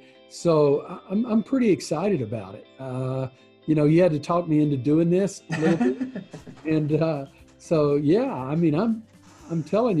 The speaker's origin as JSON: {"language": "English", "region": "Texas", "country": "United States", "tie": "born or raised there", "said": "And I grew up in Deep East Texas."}